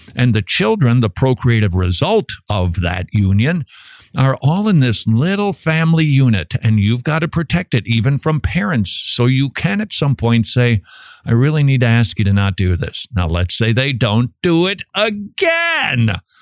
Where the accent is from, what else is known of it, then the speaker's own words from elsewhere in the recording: Minnesota, United States; I'm from Minnesota